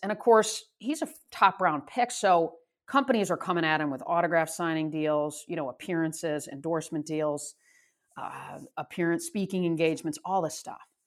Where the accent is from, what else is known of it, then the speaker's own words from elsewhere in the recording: Michigan, United States; moved away; I grew up in Michigan